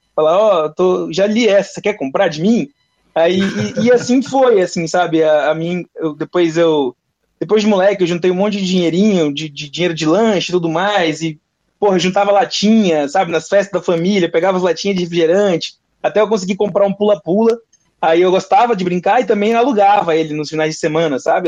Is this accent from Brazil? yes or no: yes; Porto Velho, Rondônia, Brazil; eu nasci e me criei em Porto Velho, Rondônia